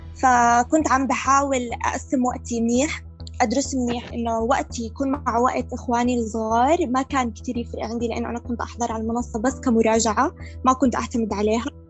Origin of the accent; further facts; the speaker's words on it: Jordan; عندنا في الاردن